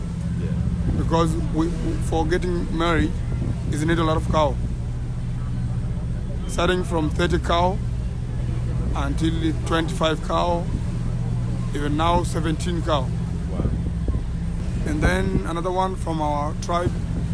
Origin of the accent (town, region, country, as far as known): Tanzania; accent: Maasai